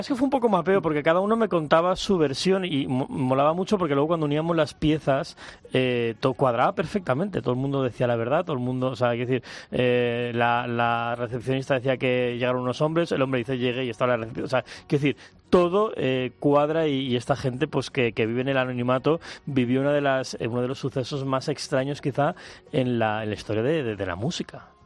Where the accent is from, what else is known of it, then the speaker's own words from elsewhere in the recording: Mallorca, Balearic Islands, Spain; Yo soy de Mallorca